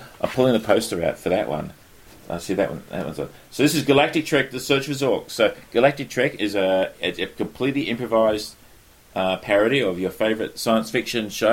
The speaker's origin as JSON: {"language": "English", "country": "Australia", "said": "being an Australian"}